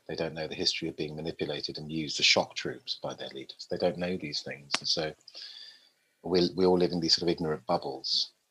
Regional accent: London, United Kingdom; moved away as an adult; also born or lived in Willesden Green / Tours, France / Twickenham; from the day I was born in Park Royal, northwest London, to to, to now, pretty much, apart from the, that sort of seven, eight year gap, I've always lived in England

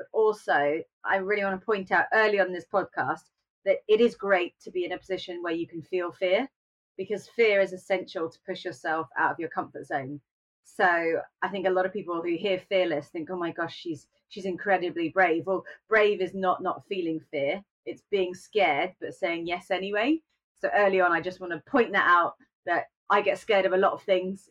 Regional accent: United Kingdom; being British

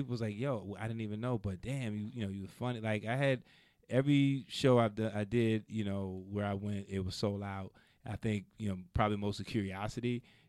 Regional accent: New York City, New York, United States; moved away as an adult; now in Los Angeles, United States; I'm from the Bronx.

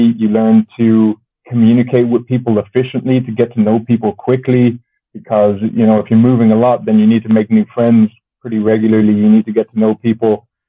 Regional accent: Germany; born there; also born or lived in Japan / Ireland; So I was born in Germany, but both my parents are Irish, which makes me, that's what makes me Irish.

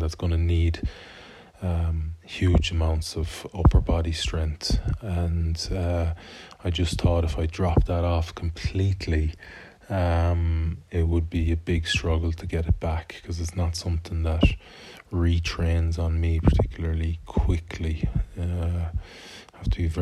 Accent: Galway, Connacht, Ireland; my hometown, Galway

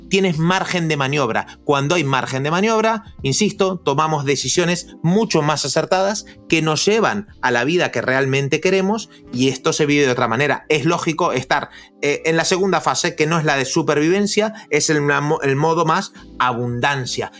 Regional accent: Argentina; soy argentino

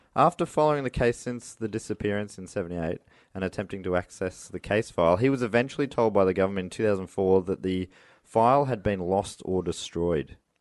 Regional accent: Moorabbin, Victoria, Australia; I grew up in Moorabbin

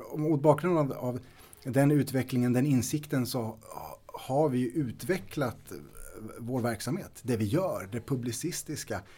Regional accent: Storfors, Värmland, Sweden; Jag är född och uppvuxen i Värmland. Ehm, I östra delen av Värmland, i Storfors

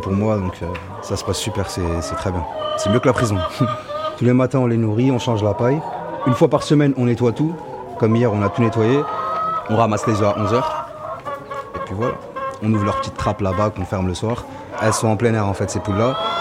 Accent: Paris, Île-de-France, France; moved away as an adult; je suis parisien de base

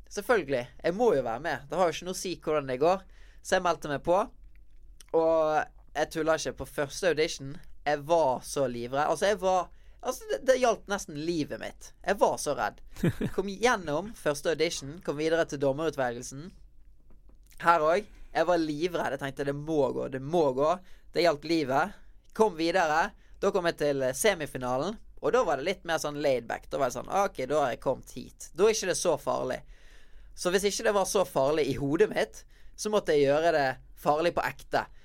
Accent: Bergen, Vestland, Norway; moved away as an adult; now in Oslo, Norway; Det er i Bergen jeg har eh, vennene mine, familien min, og så ikke minst eh, stedet jeg trener, der jeg vokste opp med å lære meg å breake, i Vikinghallen i Bergen

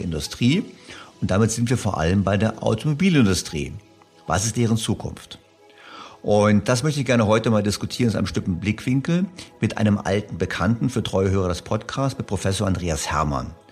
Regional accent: Germany; als Deutscher

